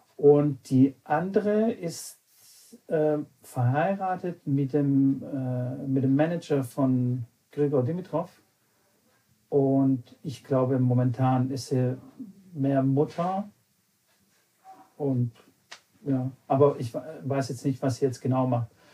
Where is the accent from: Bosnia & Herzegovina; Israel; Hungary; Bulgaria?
Bulgaria; born or raised there; now in Germany